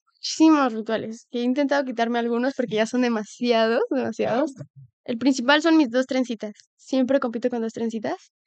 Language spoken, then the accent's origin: Spanish; Mexico; como país latinoamericano o México